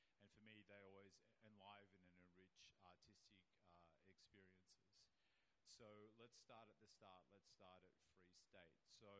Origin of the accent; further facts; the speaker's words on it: New South Wales, Australia; I'm from New South Wales. My forebears were, convicts and Aboriginal people from New South Wales, and that was a penal colony